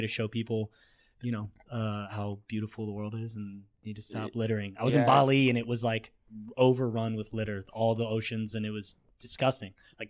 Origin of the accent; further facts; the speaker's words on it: Springfield, Illinois, United States; I'm from Springfield, Illinois